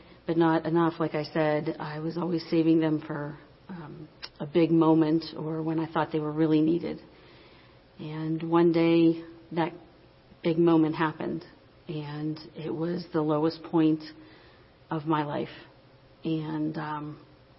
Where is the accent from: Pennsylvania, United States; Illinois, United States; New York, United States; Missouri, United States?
Pennsylvania, United States; Finleyville; I'm from Finleyville